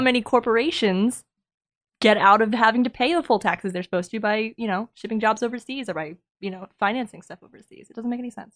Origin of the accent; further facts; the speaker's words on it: New Hampshire, United States; moved away; I'm from New Hampshire